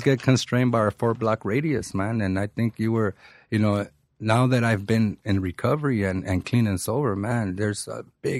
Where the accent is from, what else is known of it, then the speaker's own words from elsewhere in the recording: Mexico; man, I'm from Mexico, and I have never been to El DF.